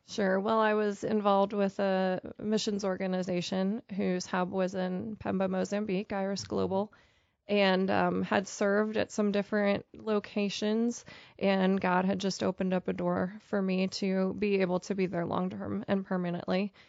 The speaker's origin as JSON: {"language": "English", "region": "Pennsylvania", "country": "United States", "tie": "born or raised there", "also_born_or_lived": "Pittsburgh, Pennsylvania", "moved": "as an adult", "lives_now": "Topeka, United States", "said": "I grew up in Pennsylvania and spent most of my adult life in the Pittsburgh, Pennsylvania area"}